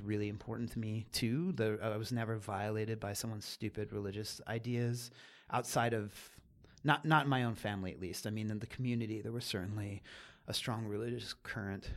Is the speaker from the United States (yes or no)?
yes; Catasauqua, Pennsylvania, United States; So I grew up in Pennsylvania, small town Pennsylvania